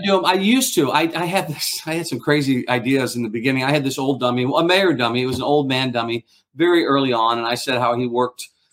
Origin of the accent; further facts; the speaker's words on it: St. Louis, Missouri, United States; I grew up in St. Louis, Missouri.